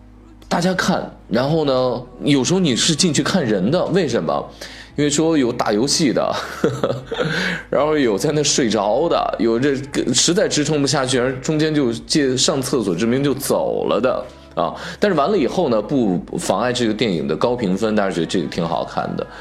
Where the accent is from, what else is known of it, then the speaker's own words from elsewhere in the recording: China; 我们中国人没有那么喜欢看国外的战争或这种国外的战争片